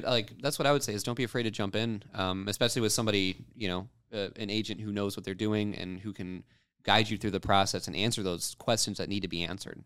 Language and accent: English; Rogers City, Michigan, United States; Roger City, Michigan is where I grew up